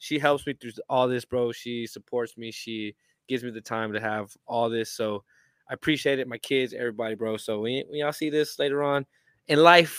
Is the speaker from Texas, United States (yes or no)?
yes; Houston, Texas, United States; … said I'm from Houston.